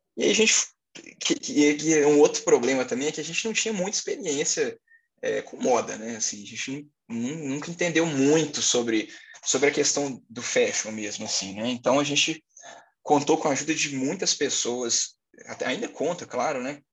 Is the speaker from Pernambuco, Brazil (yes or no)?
no; Belo Horizonte, Minas Gerais, Brazil; sou de Belo Horizonte, Minas Gerais, tenho 23 anos